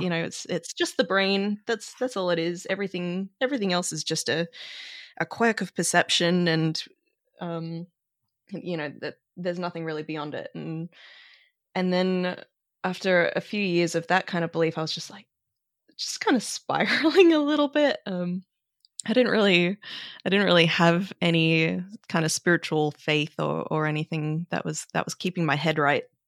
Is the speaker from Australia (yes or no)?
yes; Australia; growing up in Australia